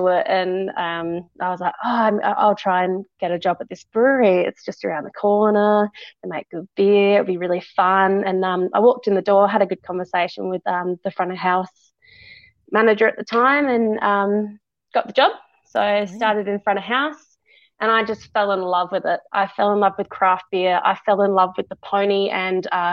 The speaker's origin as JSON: {"language": "English", "region": "South Australia", "country": "Australia", "tie": "born or raised there", "also_born_or_lived": "England / Tasmania", "said": "moved over here with my family when I was about 4 years old"}